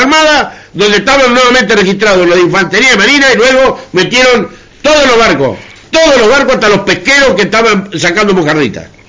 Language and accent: Spanish; Argentina; somos argentinos